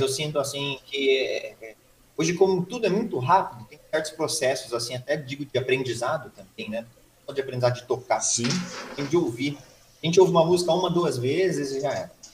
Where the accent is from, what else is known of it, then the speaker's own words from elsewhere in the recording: Suzano, São Paulo, Brazil; Nascido em Suzano há 32 anos atrás, dia 3 de março de 89 aí. Uhum. É, nunca mudei de cidade